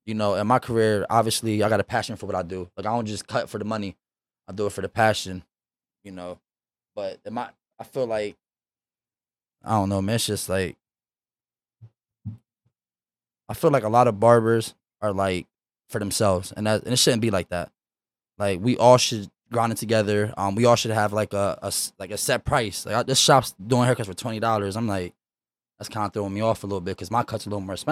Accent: York, Pennsylvania, United States; shout out to York, man. That's my hometown, man.

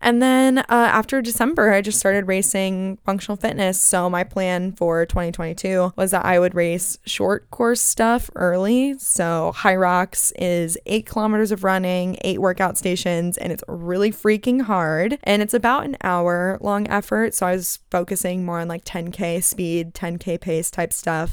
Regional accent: Phoenix, Arizona, United States; moved away as an adult; now in California, United States; I'm originally from Phoenix

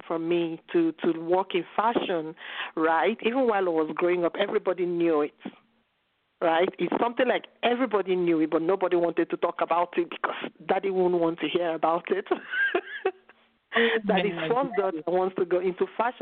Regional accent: Nigeria; moved away as an adult; now in Italy; growing up in Nigeria, my family didn't consider fashion something that was intellectual enough.

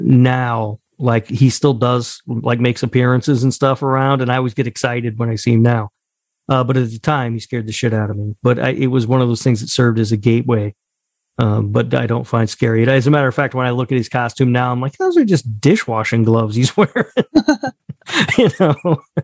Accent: Indianapolis, Indiana, United States; Growing up in Indianapolis

